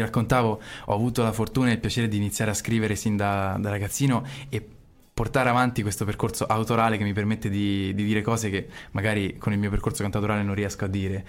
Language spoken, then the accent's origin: Italian; Terni, Umbria, Italy; moved away as an adult; now in Bologna, Italy; sono nato a Terni, ho, ho fatto i miei primi passi musicali proprio di vita a Terni e poi mi son trasferito a Bologna per studiare